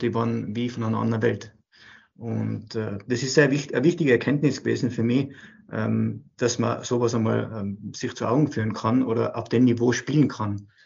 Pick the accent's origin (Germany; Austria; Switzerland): Austria; als Österreicher Profitrainer zu sein, ja, gibt es nicht viele